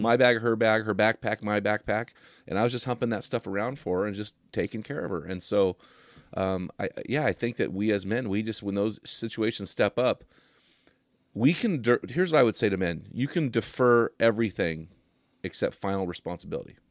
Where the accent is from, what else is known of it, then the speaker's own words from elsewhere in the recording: United States; I'm an American